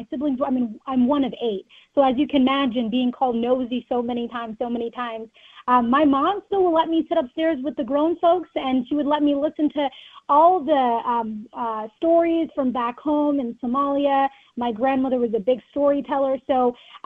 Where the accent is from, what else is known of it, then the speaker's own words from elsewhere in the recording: Rochester, Minnesota, United States; moved away as an adult; now in Minneapolis, United States; growing up in Rochester